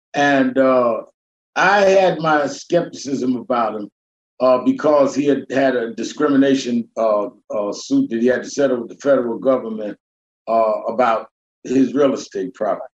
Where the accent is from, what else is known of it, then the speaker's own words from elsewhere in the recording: New York City, New York, United States; I grew up in the North, raised in Brooklyn, New York